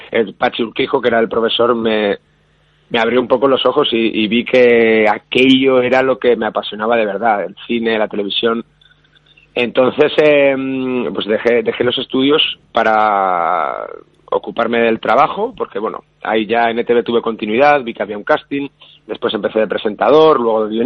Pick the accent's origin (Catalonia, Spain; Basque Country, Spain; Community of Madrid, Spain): Basque Country, Spain